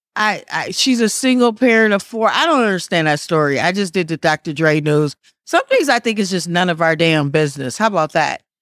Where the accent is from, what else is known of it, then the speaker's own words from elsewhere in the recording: Wisconsin, United States; moved away; I'm from Wisconsin